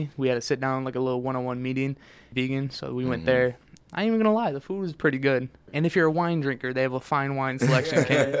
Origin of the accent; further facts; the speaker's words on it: Detroit, Michigan, United States; I'm from Detroit, in Mexican town, their Mexican food goes crazy.